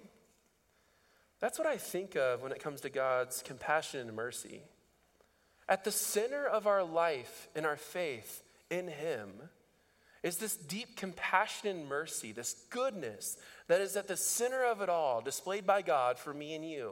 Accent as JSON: {"language": "English", "region": "Indiana", "country": "United States", "tie": "born or raised there", "moved": "yes", "lives_now": "Dubuque, United States", "said": "I grew up in Indiana"}